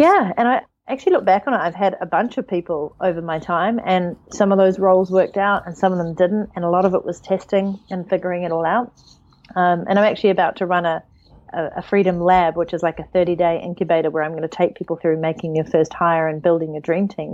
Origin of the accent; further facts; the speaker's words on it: New Zealand; moved away; also born or lived in United Kingdom; I'm from New Zealand, but right now I live out of my suitcase.